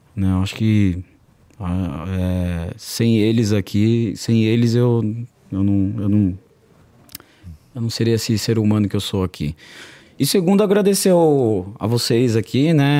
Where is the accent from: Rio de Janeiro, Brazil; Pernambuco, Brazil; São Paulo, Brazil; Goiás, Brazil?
São Paulo, Brazil; Eu vim da, da quebrada, nasci na periferia mesmo.